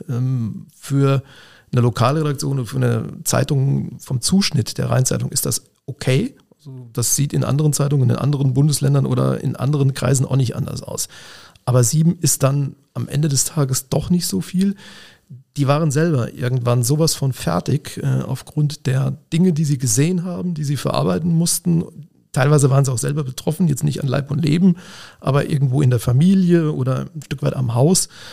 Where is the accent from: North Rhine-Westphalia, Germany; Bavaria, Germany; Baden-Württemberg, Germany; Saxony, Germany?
North Rhine-Westphalia, Germany; Siegen; moved away as an adult; also born or lived in Mainz; now in Koblenz, Germany; Ich stamme aus dem Siegerland, ich komme tatsächlich aus Siegen, da bin ich geboren